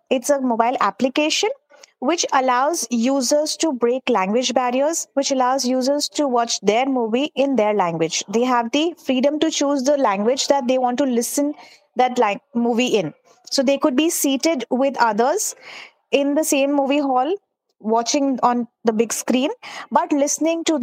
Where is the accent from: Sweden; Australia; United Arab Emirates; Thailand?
United Arab Emirates; Dubai; now in India; I am from India. And uh, I grew up in Dubai. My schooling, my education was uh, done in Dubai. My parents are back there. But I moved to India in 2009.